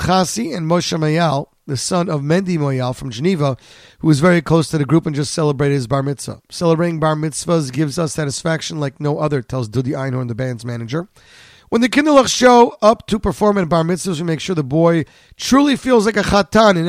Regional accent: Canada; now in New Jersey, United States; I'm a Canadian.

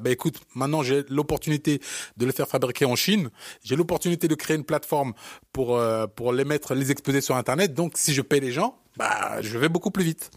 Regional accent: Cameroon; moved away; comme les Camerounais, on est très très fiers de, de, de, notre, Cameroun

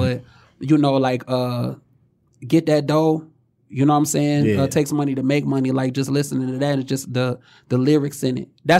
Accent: Oak Park, Michigan, United States; I actually grew up in Oak Park. I started out on Puritan in Wyoming.

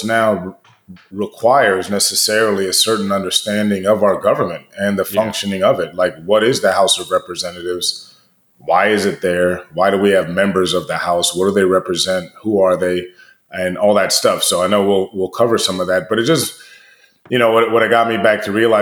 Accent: United States; I'm American and I live in this country

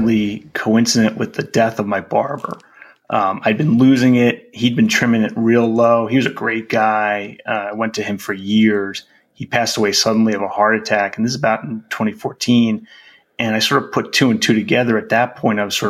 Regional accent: East Coast, United States; moved away as an adult; I grew up on the East Coast and lived on the East Coast most of my life. Moved out here

